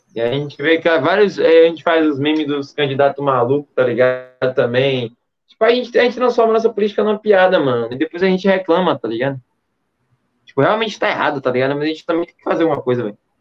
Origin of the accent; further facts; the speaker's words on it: Brazil; nós somos do Brasil